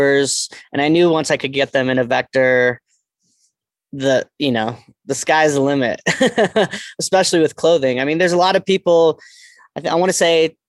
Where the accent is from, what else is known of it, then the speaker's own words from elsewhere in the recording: East Coast, United States; moved away; I'm from the East Coast